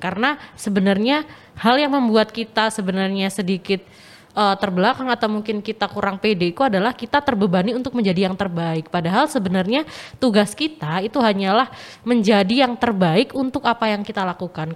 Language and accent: Indonesian; Pacitan, East Java, Indonesia; moved away as an adult; now in Surabaya, Indonesia; asal aku dari Pacitan, Jawa Timur